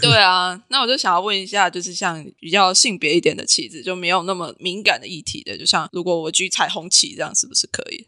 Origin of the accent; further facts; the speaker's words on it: Taiwan; 就我一个台湾人的角度来看